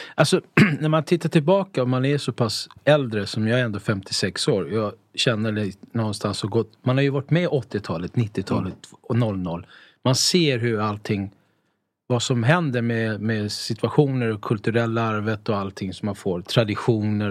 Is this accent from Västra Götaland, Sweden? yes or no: no; Stockholm, Stockholm County, Sweden; also born or lived in Italy / Mallorca; vi är ju uppvuxna i Tensta.